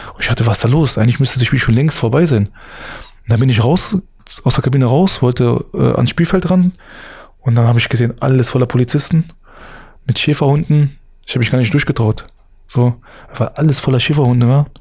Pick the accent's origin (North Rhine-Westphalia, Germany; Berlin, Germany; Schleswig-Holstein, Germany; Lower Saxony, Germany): Berlin, Germany; als Berliner